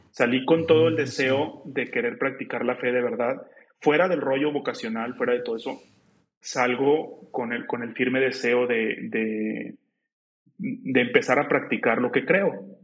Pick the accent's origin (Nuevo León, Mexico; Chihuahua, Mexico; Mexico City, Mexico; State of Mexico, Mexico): Nuevo León, Mexico; Juárez; also born or lived in Monterrey, Nuevo León; pero viví, siempre viví eh, hasta los 20, 21 años que prácticamente ya hice mis sacramentos y empieza la cuestión de la vocación en Juárez, Nuevo León